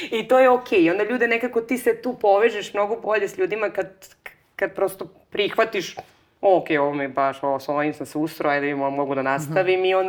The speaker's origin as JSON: {"language": "Croatian", "town": "Negotin", "region": "Bor District", "country": "Serbia", "tie": "born or raised there", "also_born_or_lived": "Belgrade, Serbia / Barcelona, Spain", "moved": "yes", "said": "ja sam inače rodom iz Negotina"}